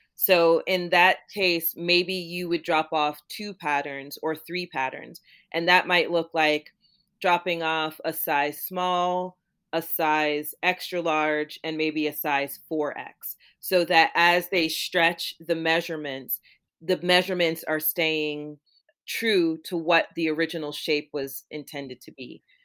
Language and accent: English; Florida, United States; also born or lived in Jamaica; my family is from Jamaica, and I grew up in Florida